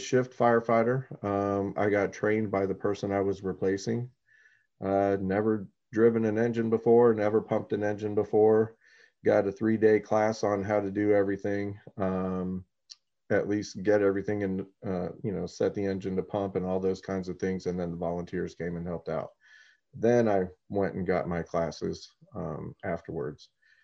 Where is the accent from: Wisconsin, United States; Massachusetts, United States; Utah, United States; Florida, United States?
Florida, United States; Orlando; also born or lived in Frankfurt, Germany / Spain / South Carolina / Kissimmee, Florida; basically been in Florida the entire time since. Grew up here in Orlando